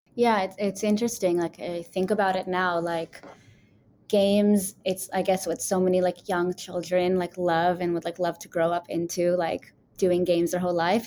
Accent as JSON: {"language": "English", "region": "New York", "country": "United States", "moved": "yes", "lives_now": "Israel", "said": "I'm from New York and I'm living in Israel"}